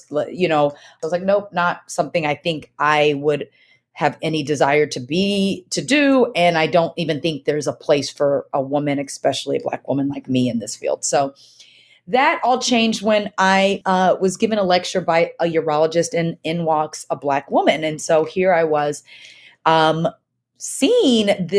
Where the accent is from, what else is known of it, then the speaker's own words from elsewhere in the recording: Texas, United States; also born or lived in Nigeria; I was born in Nigeria, so I'm an immigrant. My family is an immigrant family and raised predominantly in Texas